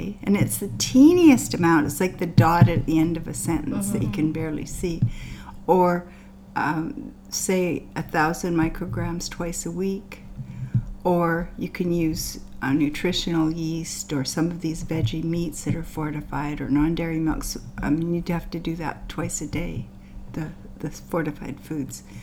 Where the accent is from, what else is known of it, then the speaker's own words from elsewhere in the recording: Canada; also born or lived in India / Kamloops; I'm Canadian